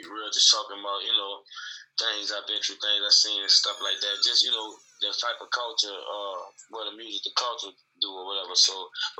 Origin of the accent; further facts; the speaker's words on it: New Orleans, Louisiana, United States; now in Atlanta, United States; I'm from New Orleans, Louisiana originally